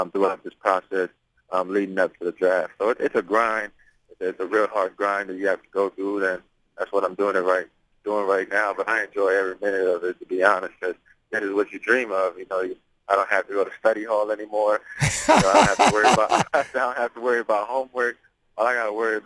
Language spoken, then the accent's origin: English; Toronto, Ontario, Canada; I grew up in Blake Street, you know, Lower East Side in Toronto.